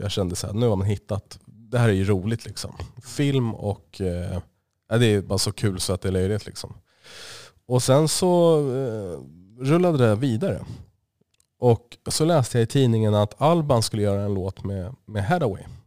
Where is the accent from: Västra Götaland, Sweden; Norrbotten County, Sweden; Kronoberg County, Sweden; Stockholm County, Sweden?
Stockholm County, Sweden; Stockholm; also born or lived in Osby, Skåne; jag är ursprungligen jag är från Stockholm. Född och uppvuxen. Det är största del i Stockholm.